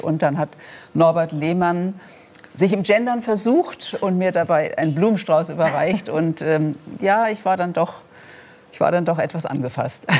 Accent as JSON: {"language": "German", "area": "Rhenish Hesse", "region": "Rhineland-Palatinate", "country": "Germany", "tie": "born or raised there", "accent": "Rhenish Hessian", "said": "zu meinem rheinhessischen Dialekt oder meiner rheinhessischen Herkunft"}